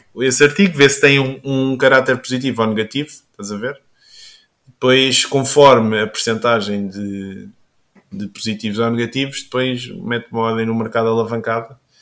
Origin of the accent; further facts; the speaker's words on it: Caldas da Rainha, Leiria District, Portugal; sou aqui das Caldas e ando aqui também na zona do Pó e do Bom Barral